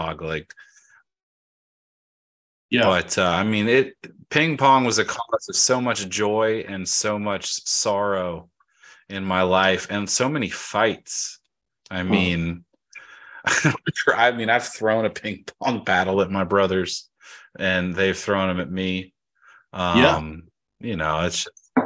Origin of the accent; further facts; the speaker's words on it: Georgia, United States; I'm from Georgia